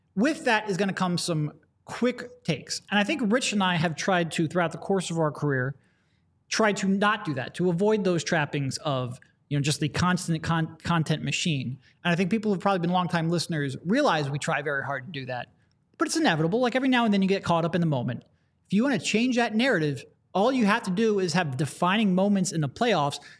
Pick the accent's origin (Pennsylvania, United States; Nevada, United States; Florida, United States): Pennsylvania, United States; Philadelphia; we're from Philadelphia